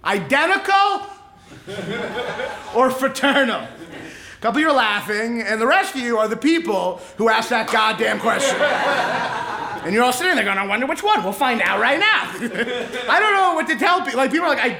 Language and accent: English; Kentucky, United States; I'm a Jew from Kentucky